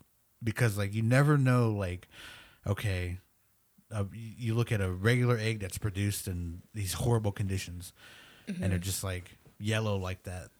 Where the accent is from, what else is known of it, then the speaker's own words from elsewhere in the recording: Nebraska, United States; now in Oklahoma, United States; and we're from Nebraska, but we tried to grow them here in Oklahoma, and man, they would just die.